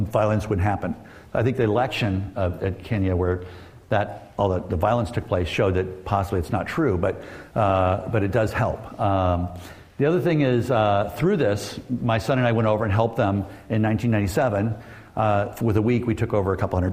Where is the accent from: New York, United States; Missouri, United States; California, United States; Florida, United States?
California, United States; Southern; this dynamic world that I grew up in Southern California